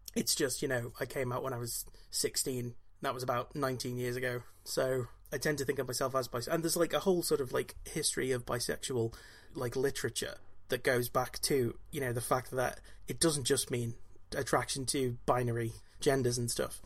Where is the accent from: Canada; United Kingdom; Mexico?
United Kingdom; Wales; I'm Welsh